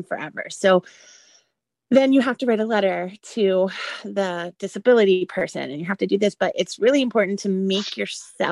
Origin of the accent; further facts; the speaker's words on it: the Bay Area, California, United States; now in Orlando, United States; I'm from Florida. I grew up in the Bay Area.